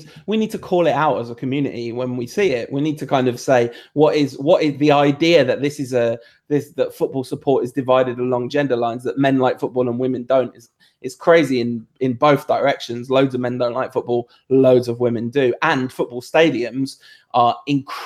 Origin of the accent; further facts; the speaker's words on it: England, United Kingdom; I'm English, it's the same thing. I'm also French